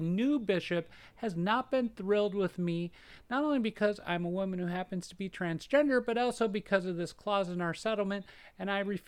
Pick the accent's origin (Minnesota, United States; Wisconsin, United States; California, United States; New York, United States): Minnesota, United States; I grew up in Minnesota